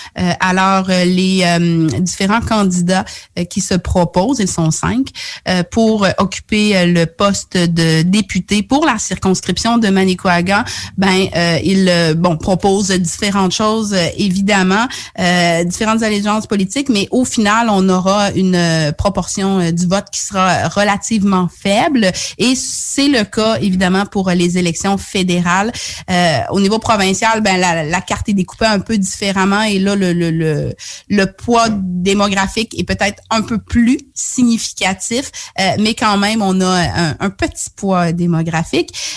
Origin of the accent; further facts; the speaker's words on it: Charlevoix, Quebec, Canada; moved away as an adult; also born or lived in Haiti (ancestry); now in Havre-Saint-Pierre, Canada; je suis euh, d'origine haïtienne, mais j'ai grandi au Québec, donc dans la région de Charlevoix, puis ensuite dans la région de Québec